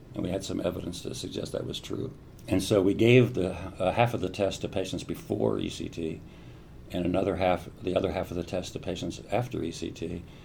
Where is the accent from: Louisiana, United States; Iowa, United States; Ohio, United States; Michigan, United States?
Ohio, United States; Columbus; I grew up mostly in Ohio and Columbus